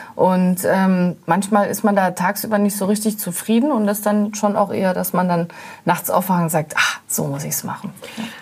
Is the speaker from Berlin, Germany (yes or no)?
yes; Berlin, Germany; als Berliner